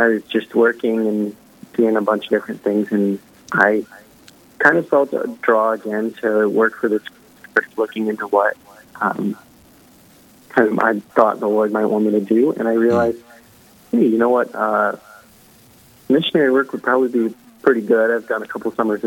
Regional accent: Sioux Falls, South Dakota, United States; I was born and raised in Sioux Falls, South Dakota. So homebred here.

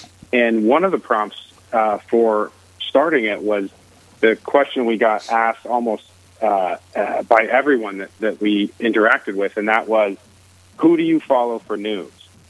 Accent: Arizona, United States; also born or lived in Dallas; now in Chicago, United States; I'm a Catholic, born Catholic, so I'm a cradle Catholic, as they say. I live in Chicago, but I grew up in Arizona

